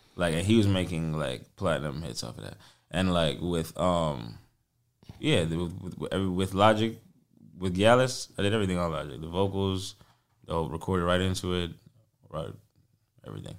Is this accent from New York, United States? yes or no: yes; New York City, New York, United States; as a New Yorker